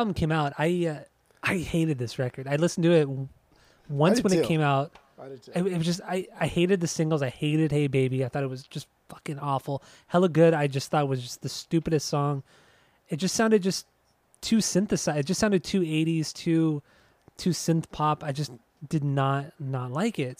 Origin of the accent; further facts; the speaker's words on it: Anaheim, California, United States; also born or lived in Yorba Linda, California; we grew up in Anaheim, Yorba Linda